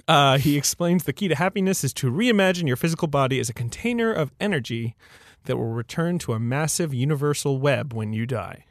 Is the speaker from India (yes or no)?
no; United Kingdom; moved away; I'm from, I grew up in Britain